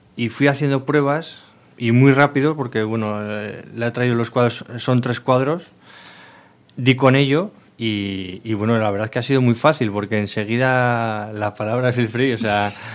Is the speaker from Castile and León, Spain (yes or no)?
yes; Miranda de Ebro, Castile and León, Spain; los dos somos de Miranda